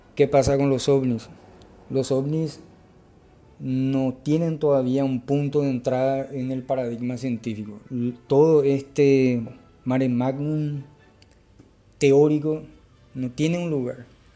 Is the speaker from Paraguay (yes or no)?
yes; Paraguay; soy de Paraguay